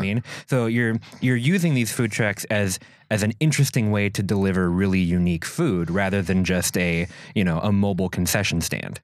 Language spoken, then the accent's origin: English; Minneapolis, Minnesota, United States; now in Door County, United States; I'm from Minneapolis originally